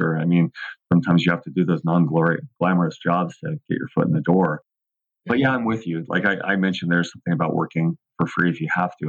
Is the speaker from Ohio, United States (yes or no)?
no; Southern California, United States; I grew up in Southern California